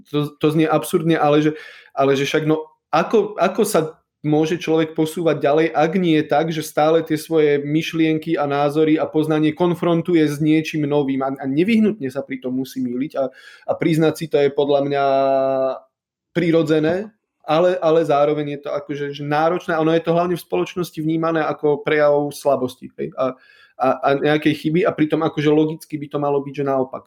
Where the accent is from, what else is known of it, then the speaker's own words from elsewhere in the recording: High Tatras, Prešov Region, Slovakia; also born or lived in Poland; ja som z Vysokých Tatier